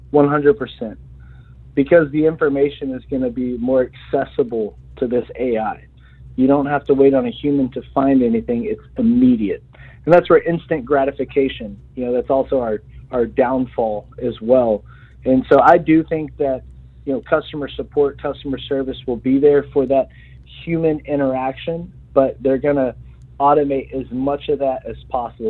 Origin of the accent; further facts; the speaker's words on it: Texas, United States; I'm from Texas